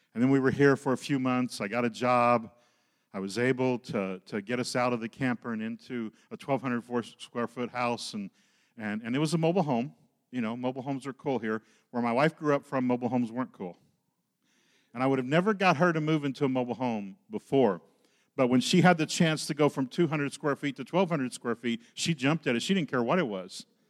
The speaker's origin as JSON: {"language": "English", "region": "Oklahoma", "country": "United States", "tie": "born or raised there", "moved": "yes", "said": "I grew up in Oklahoma"}